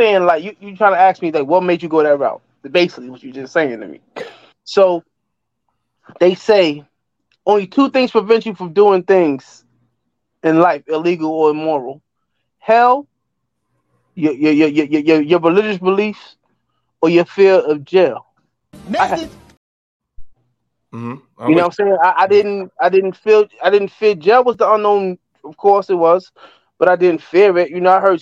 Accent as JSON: {"language": "English", "town": "New York City", "region": "New York", "country": "United States", "tie": "born or raised there", "said": "we're originally from West Bronx, like Davidson Avenue, 174th and Davidson. Well, my father caught the job and we moved uptown"}